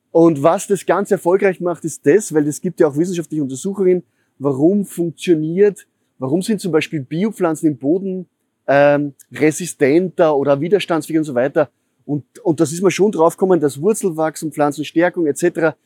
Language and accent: German; Upper Austria, Austria; now in Vienna, Austria; Ich bin in Oberösterreich aufgewachsen, in einer Gärtnerei